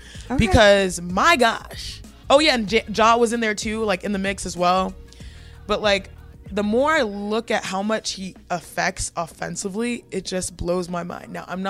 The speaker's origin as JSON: {"language": "English", "town": "Houston", "region": "Texas", "country": "United States", "tie": "born or raised there", "said": "I'm from Houston. Okay. Grew up in Houston."}